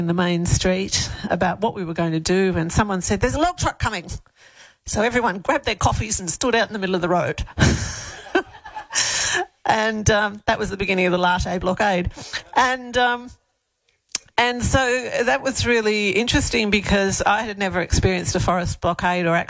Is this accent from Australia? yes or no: yes; Melbourne, Victoria, Australia; moved away as an adult; now in Elands, Australia; I grew up in Victoria and Melbourne